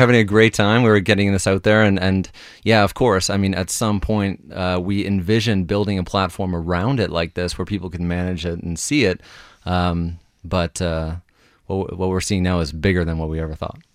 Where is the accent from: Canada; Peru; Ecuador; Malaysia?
Canada; Halifax, Nova Scotia; I'm from Halifax